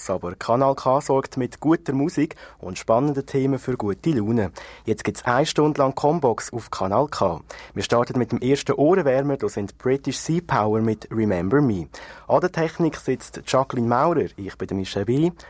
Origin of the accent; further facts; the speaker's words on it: Aargau, Switzerland; Als Aargauer ist das für mich natürlich so das Radio gewesen, das wir immer gelost haben daheim.